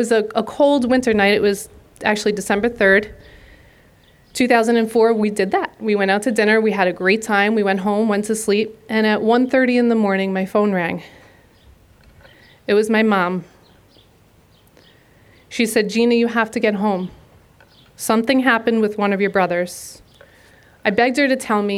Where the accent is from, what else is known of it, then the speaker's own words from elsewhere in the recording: Long Beach, New York, United States; The four of us went through the Long Beach school system as student athletes